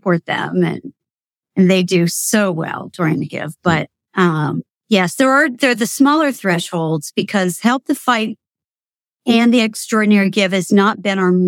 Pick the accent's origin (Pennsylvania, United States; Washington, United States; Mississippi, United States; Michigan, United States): Pennsylvania, United States; Potter County; moved away as an adult; now in Lancaster, United States; growing up in Potter County, I'm a country girl.